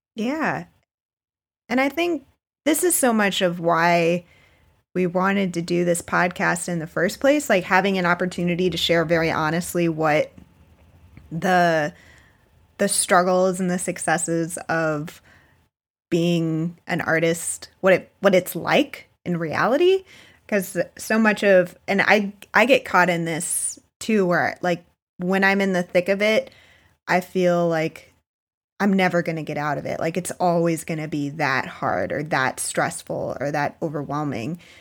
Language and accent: English; South Florida, United States; moved away; also born or lived in Baltimore; I grew up in South Florida, um, in a very kind of touristy, beachy area